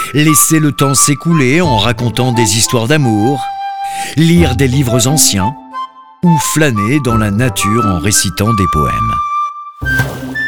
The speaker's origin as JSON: {"language": "French", "country": "France", "said": "en tant que Français"}